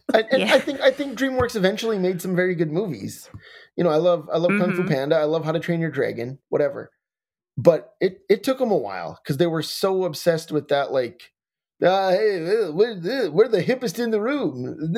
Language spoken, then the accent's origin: English; North Dakota, United States; And I'm from North Dakota, so it's a big hockey state, you know, and all that.